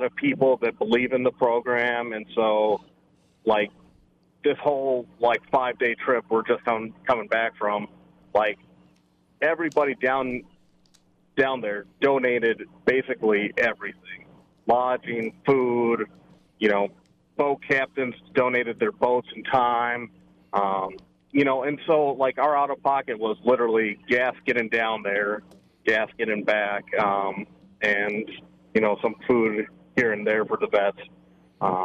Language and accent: English; Minnesota, United States; I'm a Minnesotan